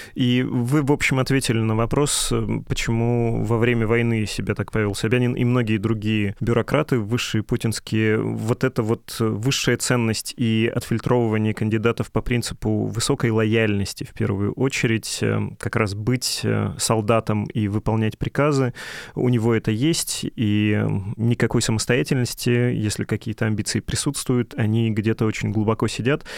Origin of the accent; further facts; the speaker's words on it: Urals, Russia; я сейчас говорю как человек с Урала